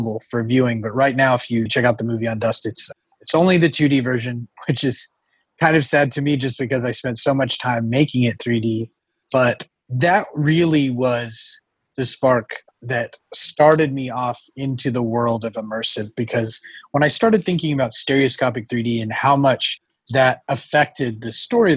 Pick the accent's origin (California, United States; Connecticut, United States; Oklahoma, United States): Oklahoma, United States; growing up in Oklahoma, I did not have too much to do other than sit around, watch movies, and read books